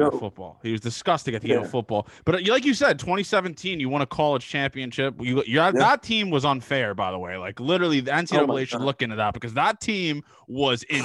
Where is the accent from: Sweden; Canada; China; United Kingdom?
Canada; Toronto, Ontario; I'm from Toronto